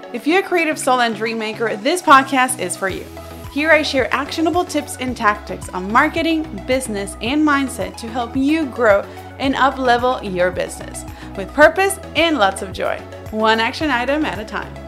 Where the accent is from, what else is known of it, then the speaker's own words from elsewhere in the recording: Puerto Rico; first language Spanish; I was born and bred in Puerto Rico, I learned to speak both languages at the same time.